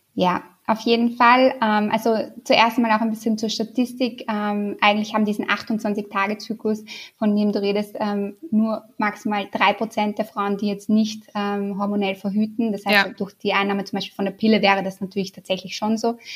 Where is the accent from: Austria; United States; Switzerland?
Austria; accent: Austrian; also born or lived in Vienna; Das kann ich wahrscheinlich nicht verstecken, meinen österreichischen Akzent